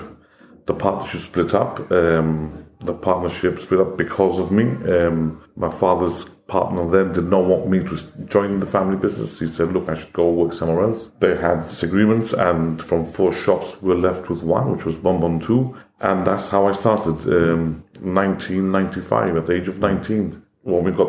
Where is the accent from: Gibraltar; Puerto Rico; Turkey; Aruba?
Gibraltar; born or raised there; English is a second language; also born or lived in India